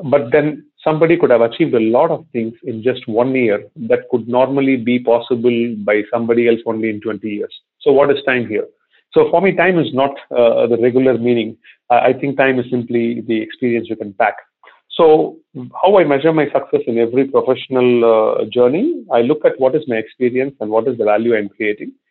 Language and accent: English; India; moved away as an adult; also born or lived in Cincinnati, Ohio / Singapore; I'm not from Ohio. I am from India